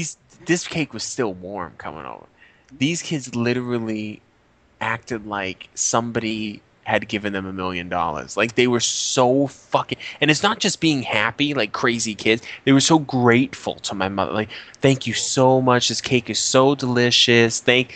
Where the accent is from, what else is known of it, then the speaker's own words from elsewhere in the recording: Colorado, United States; I'm from Colorado.